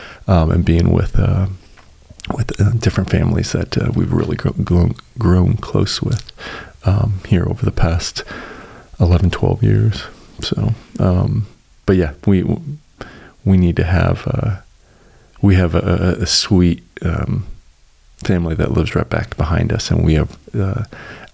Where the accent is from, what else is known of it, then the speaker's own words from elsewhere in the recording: Colorado, United States; now in Chattanooga, United States; I'm from Colorado originally